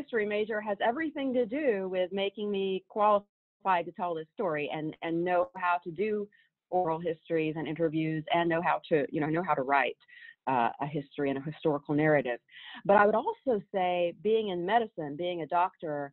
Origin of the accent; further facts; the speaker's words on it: Waverly, Tennessee, United States; I grew up in Waverly, Tennessee